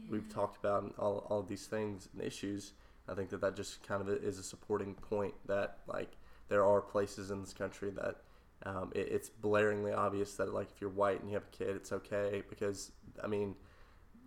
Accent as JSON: {"language": "English", "town": "Valdosta", "region": "Georgia", "country": "United States", "said": "I'm from Valdosta, which is down in South Georgia"}